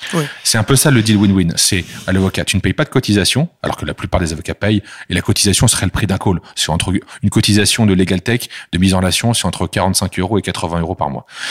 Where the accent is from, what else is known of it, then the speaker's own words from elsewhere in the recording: France; chez nous en France